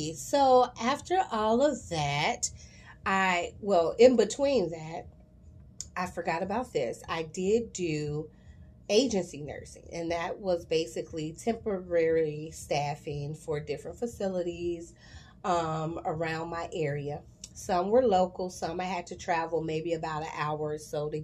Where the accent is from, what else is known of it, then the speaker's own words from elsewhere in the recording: Chicago, Illinois, United States; I love my city. I'm from Chicago. Shy till